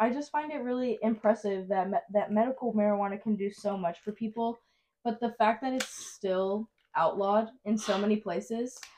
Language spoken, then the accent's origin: English; East of England, United Kingdom; accent: Essex; I'm from F, uh, from Essex. Like I know my accent is like from the Essex area. Like people call me a little ghetto girl from Essex.